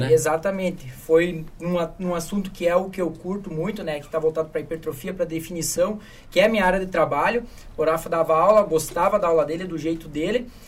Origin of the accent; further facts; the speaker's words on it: Santos, São Paulo, Brazil; Eu vim de Santos